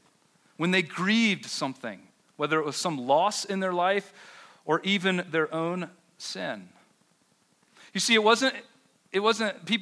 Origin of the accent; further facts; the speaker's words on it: the South, United States; now in Denver, United States; I grew up Baptist in the South